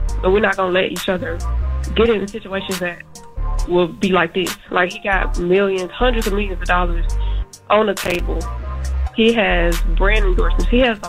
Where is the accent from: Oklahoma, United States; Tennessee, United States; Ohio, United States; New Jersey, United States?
Tennessee, United States; Memphis; So, I'm from Memphis, and this is typical behavior. Shout out to my city, though. I love y'all.